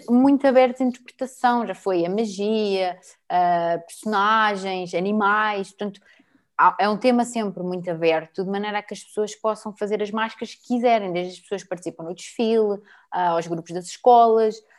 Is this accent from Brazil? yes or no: no; Torres Vedras, Lisbon, Portugal; eu nasci em Lisboa, mas fui para Torres desde que eu tenho, de quando eu tinha 4 anos